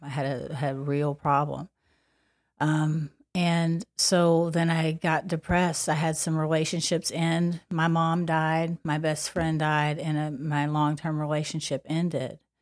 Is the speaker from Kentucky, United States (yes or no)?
yes; Paducah, Kentucky, United States; accent: Kentucky; moved away; I grew up in Paducah, Kentucky